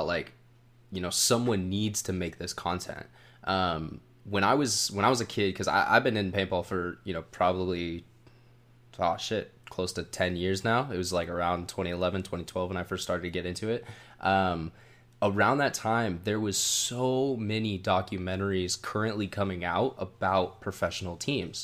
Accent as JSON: {"language": "English", "town": "Sacramento", "region": "California", "country": "United States", "tie": "born or raised there", "said": "I grew up in the Sacramento area"}